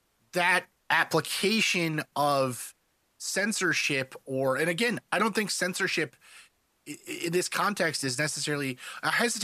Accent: South Africa; also born or lived in Canada; now in United States; We live in America, even though I'm a Canadian originally from South Africa.

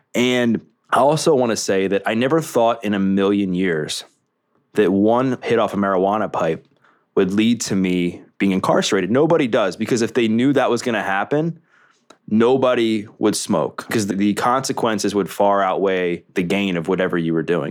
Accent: Baltimore, Maryland, United States; Growing up in Baltimore, the Greater Baltimore area in Maryland

